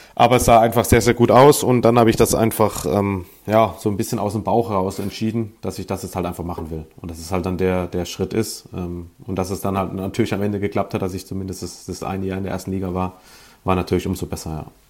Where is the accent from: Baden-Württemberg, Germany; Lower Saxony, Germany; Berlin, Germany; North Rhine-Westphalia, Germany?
Baden-Württemberg, Germany; Sinzheim; moved away; also born or lived in St. Louis; aus der Nähe von Baden-Baden, äh, aus Sinsheim, nicht zu verwechseln mit dem Hoffenheim-Sinsheim.